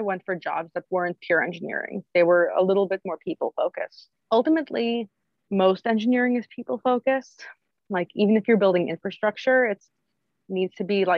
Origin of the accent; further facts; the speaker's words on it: New York, United States; also born or lived in Bay Area; I grew up in New York. I missed it. And I moved back.